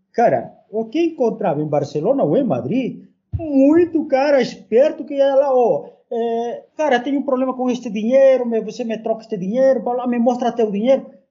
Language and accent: Portuguese; Peru; Portuguese is a second language; now in Brazil; estava vindo também do meu país